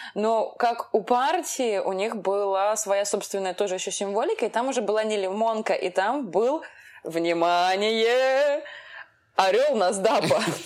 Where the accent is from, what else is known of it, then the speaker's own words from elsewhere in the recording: Russia; Мы, как бы, родились в России, у нас это гражданство. Мы россияне, но мы не все русские. Ну, то есть вот я русская